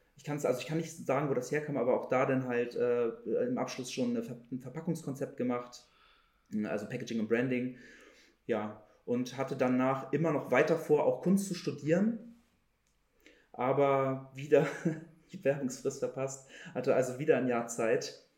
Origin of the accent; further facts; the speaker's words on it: Hamburg, Germany; Ich bin Hamburger Jung. Ich bin nie groß weggekommen, tatsächlich, außer mal für vielleicht auch mal längere Reisen. Aber mein kompletter Werdegang ist eigentlich in Hamburg.